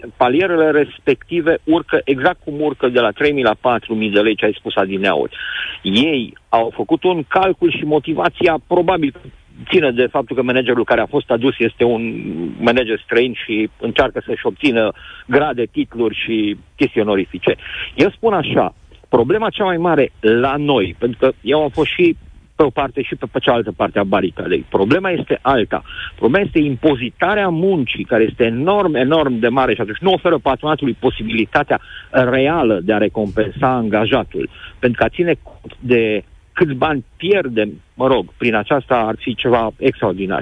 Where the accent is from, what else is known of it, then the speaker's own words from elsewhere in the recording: Timișoara, Timiș County, Romania; Eu sunt chiar din Timișoara